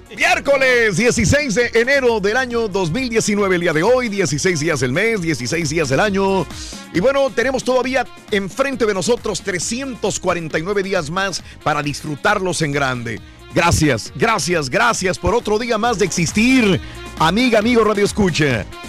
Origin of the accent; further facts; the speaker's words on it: Mexico; nosotros como mexicanos, tengo que hablar como mexicano, desde niños nos enseñan a comer con chile